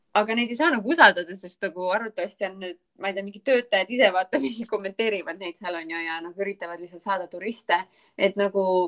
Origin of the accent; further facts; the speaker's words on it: Estonia; moved away as an adult; now in Charleston, United States; ma olen Eestist